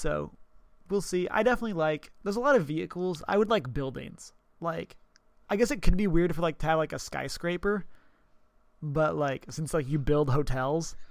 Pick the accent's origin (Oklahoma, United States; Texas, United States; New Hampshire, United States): Texas, United States; I'm from Texas